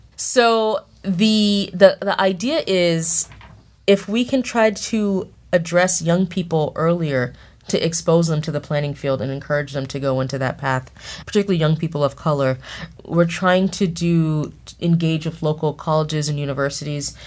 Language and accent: English; Boston, Massachusetts, United States; I grew up in Mattapan, which is a, a neighborhood of Boston, southern tip of Boston.